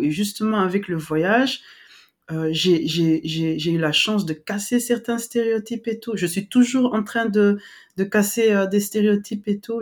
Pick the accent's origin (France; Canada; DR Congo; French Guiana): DR Congo; western DR Congo; moved away; moi j'ai grandi à l'ouest